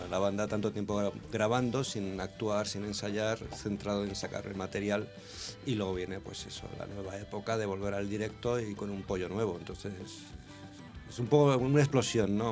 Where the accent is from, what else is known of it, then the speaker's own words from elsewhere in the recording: Almería, Andalusia, Spain; Almería, que es mi tierra